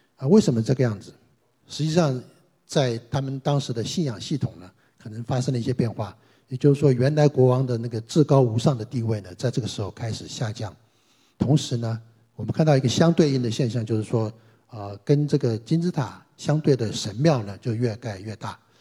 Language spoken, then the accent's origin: Chinese; China; 我们中国人的这个所谓的灵魂观